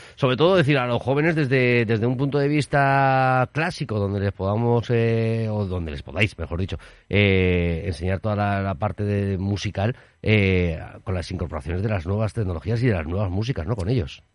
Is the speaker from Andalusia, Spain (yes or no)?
no; Zaragoza, Aragon, Spain; cómo somos los zaragozanos de acogedores